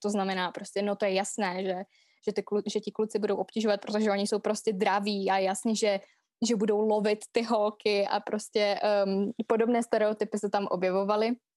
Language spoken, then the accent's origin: Czech; Vsetín, Zlín Region, Czechia; also born or lived in London; já jsem ze Vsetína